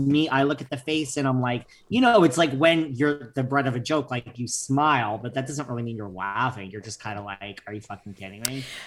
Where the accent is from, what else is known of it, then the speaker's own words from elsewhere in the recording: New York, United States; I'm such a New Yorker.